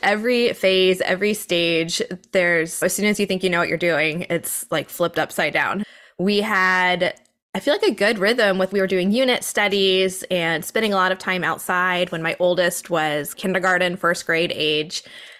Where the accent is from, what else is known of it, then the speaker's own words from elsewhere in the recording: the South, United States; moved away as an adult; now in New England, United States; I was born in the South and then we moved up here for my husband's work and I am not leaving.